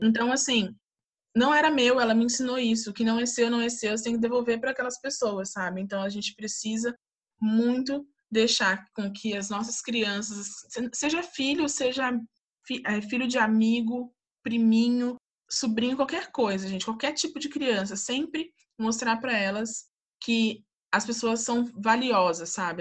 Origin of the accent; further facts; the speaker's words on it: Volta Redonda, Rio de Janeiro, Brazil; now in São José dos Campos, Brazil; nasci em Volta Redonda, vim para São José dos Campos